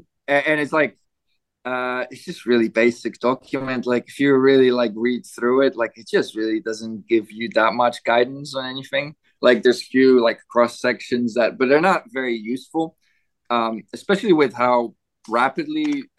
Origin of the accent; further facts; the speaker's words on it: Canada; I was surprised coming from Canada